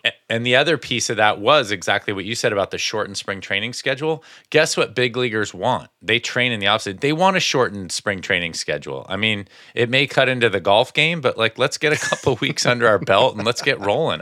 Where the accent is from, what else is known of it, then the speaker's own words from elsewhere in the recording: Connecticut, United States; growing up in Connecticut